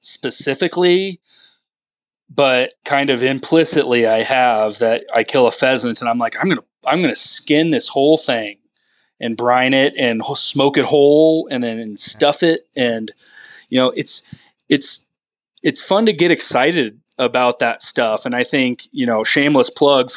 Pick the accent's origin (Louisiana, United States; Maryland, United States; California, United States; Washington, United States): Washington, United States; Whidbey Island; moved away; I grew up on Whidbey Island, northwest of Seattle